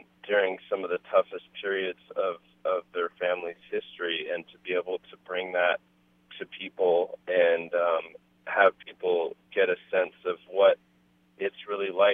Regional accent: Berkeley, California, United States; as a kid growing up in Berkeley

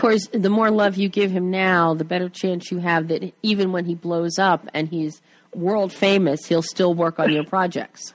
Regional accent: Plymouth Meeting, Pennsylvania, United States; now in Culver City, United States; born and bred in Plymouth Meeting, right outside Philly

